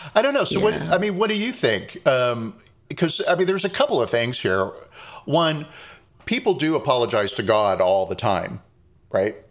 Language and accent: English; Reading, Pennsylvania, United States; moved away; also born or lived in North Carolina; that's the town I was born